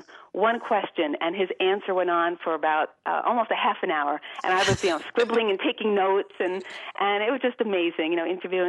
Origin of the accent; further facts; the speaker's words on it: Valley Stream, New York, United States; moved away as an adult; also born or lived in Manhattan, New York / Virginia; now in Phoenix, United States; I was born in Manhattan, but then raised in Valley Stream.